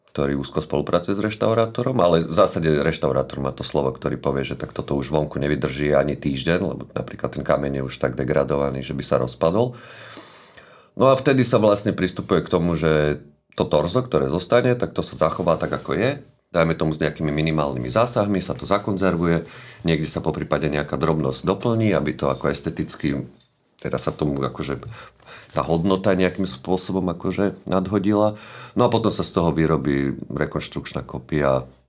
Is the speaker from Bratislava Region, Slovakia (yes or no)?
yes; Bratislava, Bratislava Region, Slovakia; narodil som sa v Devine, pri Bratislave.